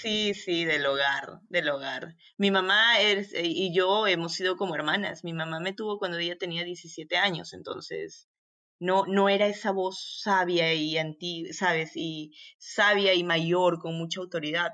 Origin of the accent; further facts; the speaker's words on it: Arequipa, Peru; moved away as an adult; also born or lived in Rio de Janeiro, Brazil / Democratic Republic of the Congo; now in Belgium; estudié en, Arequipa, yo soy de Arequipa, soy provinciana